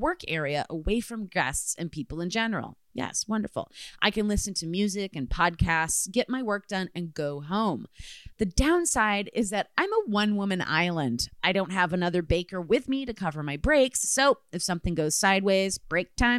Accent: Midwest, United States; I am from the Midwest

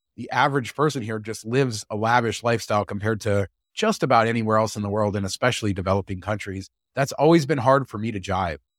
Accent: United States; I'm American

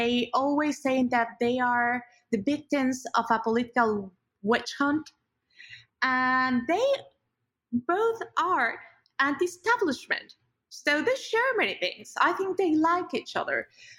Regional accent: Mexico

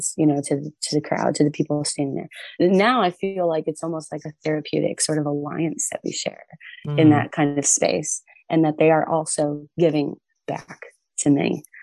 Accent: Pine Knob Music Theater, Michigan, United States; that's Pine Knob Music Theater. Like that's my hometown. I went to my first concert ever at that venue

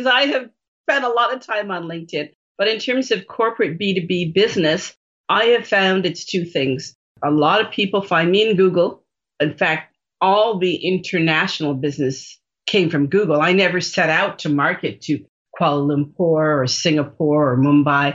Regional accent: Jamaica; I'm Jamaican and that's where I was born

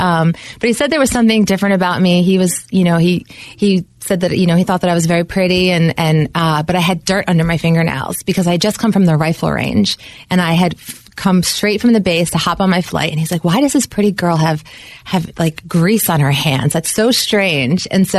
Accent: New York, United States; So I grew up here in New York.

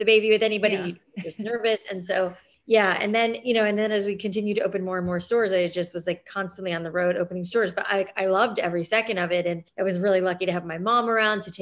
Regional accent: South Florida, United States; I grew up also in South Florida where it was like humid

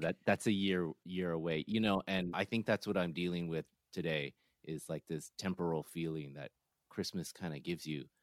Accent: the Bay Area, California, United States; I'm from the Bay

